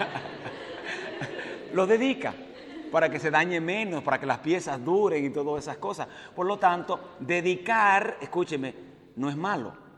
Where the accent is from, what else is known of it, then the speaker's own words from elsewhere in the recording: Dominican Republic; moved away as an adult; also born or lived in Puerto Rico; Yo nací y me crié en la República Dominicana.